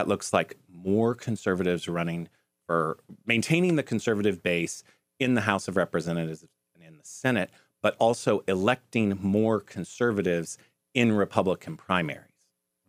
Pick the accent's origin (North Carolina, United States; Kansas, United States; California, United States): Kansas, United States; Wichita; I'm from Kansas.